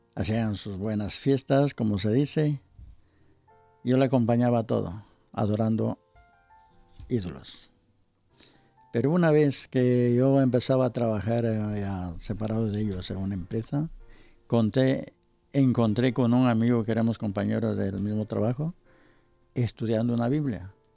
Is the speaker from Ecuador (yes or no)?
yes; Ecuador; moved away; Era sucres en mi país